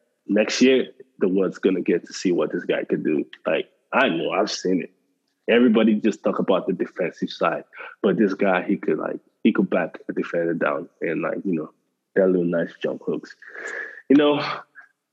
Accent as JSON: {"language": "English", "country": "Nigeria", "said": "I'm Nigerian."}